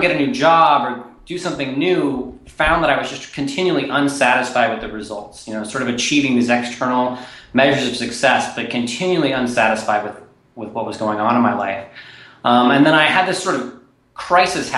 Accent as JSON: {"language": "English", "town": "Nashville", "region": "Tennessee", "country": "United States", "tie": "born or raised there", "also_born_or_lived": "East Coast", "moved": "as an adult", "said": "I grew up in Nashville, Tennessee"}